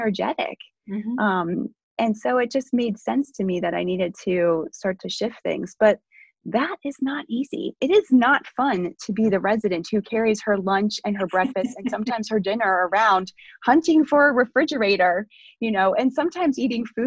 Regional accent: Ohio, United States; I grew up in Ohio in the midst of cornfields

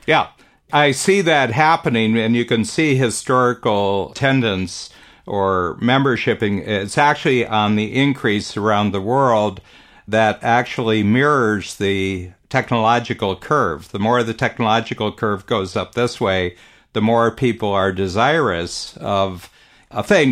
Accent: Northern Ohio, United States; now in Canada; I grew up in Northern Ohio, farm country

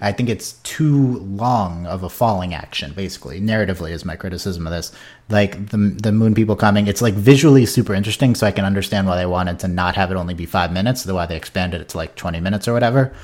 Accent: United States; as an American viewer

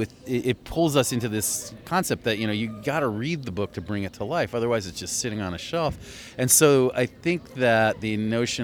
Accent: New York, United States; also born or lived in San Francisco / Boston / Philadelphia; now in Los Angeles, United States; I'm from New York, and I lived in San Francisco and Boston and Philadelphia

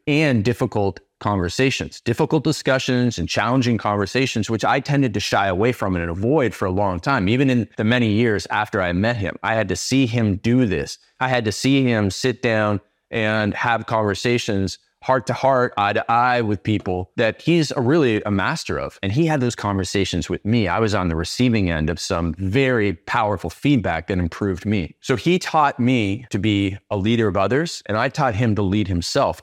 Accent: Canada; I started out as Canadian cold

